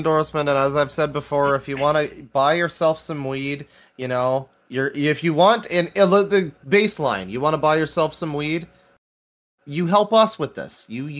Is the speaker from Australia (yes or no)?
no; Canada; as a Canadian